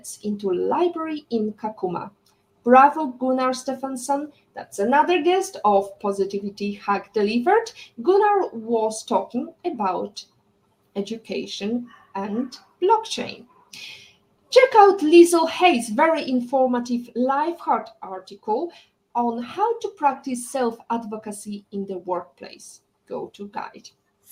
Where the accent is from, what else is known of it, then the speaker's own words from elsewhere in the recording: Poland; we are both coming from Poland